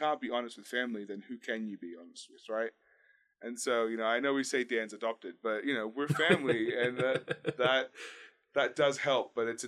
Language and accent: English; Australia; I mean, I grew up in Australia, so really I've met as many dangerous animals as anyone really needs to in one lifetime.